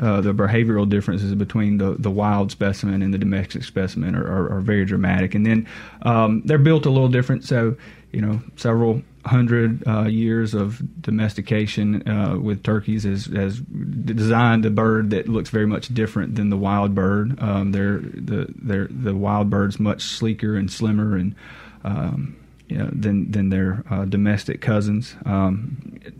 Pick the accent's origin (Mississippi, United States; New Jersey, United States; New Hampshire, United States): Mississippi, United States; Monticello; I'm from Mississippi. I grew up around the Monticello area